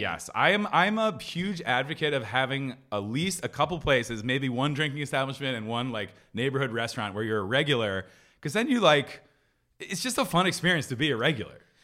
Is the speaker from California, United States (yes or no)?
no; Philadelphia, Pennsylvania, United States; moved away; I grew up in Philly going to Surly sandwich shops